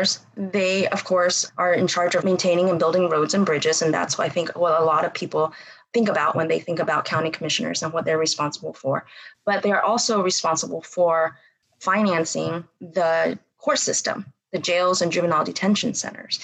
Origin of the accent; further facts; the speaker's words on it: Bryan, Texas, United States; moved away as an adult; also born or lived in Berkeley, California; I grew up here in Bryan College Station